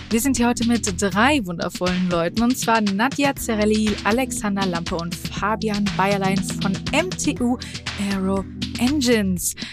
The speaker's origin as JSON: {"language": "German", "region": "Hesse", "country": "Germany", "said": "Ich komme aus Hessen und ich habe nur so ein paar Worte, die da immer so drin sind, aber eigentlich gar keinen Dialekt."}